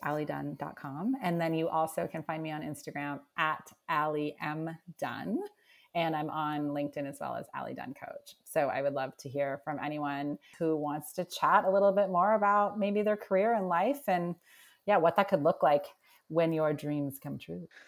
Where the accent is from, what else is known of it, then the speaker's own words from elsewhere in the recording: Nova Scotia, Canada; moved away; I'm originally from Nova Scotia and I feel like I'm just sort of girl from Canada